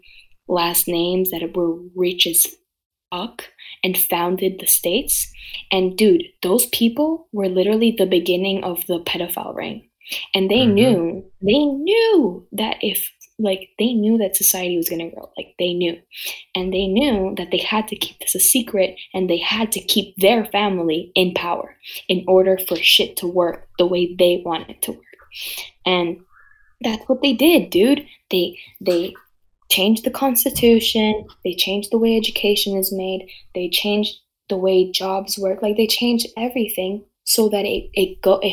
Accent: Canada; also born or lived in Nicaragua (family); I'm Canadian

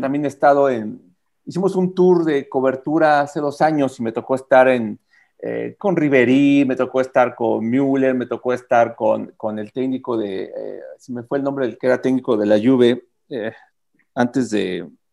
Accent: Mexico; uno como, como mexicano, como prensa deportiva mexicano

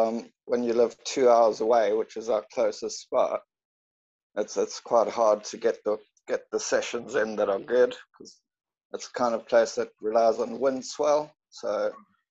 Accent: Port Elizabeth, Eastern Cape, South Africa; also born or lived in Jeffreys Bay; now in Bishop's Stortford, United Kingdom; The spot called Port Elizabeth

